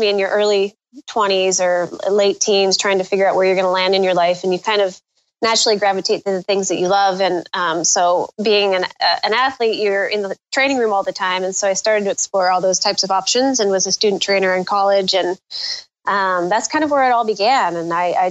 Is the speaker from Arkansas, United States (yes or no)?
no; Northern California, United States; moved away; we grew up in Northern California